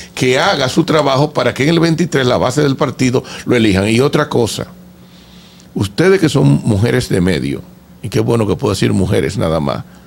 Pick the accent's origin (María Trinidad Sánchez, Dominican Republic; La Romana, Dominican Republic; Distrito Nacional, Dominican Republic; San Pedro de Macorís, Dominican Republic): San Pedro de Macorís, Dominican Republic; yo que soy de San Pedro de Macorís